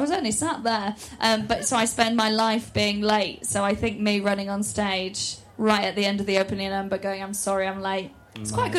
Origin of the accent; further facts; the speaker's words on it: North Wales, United Kingdom; I am from North Wales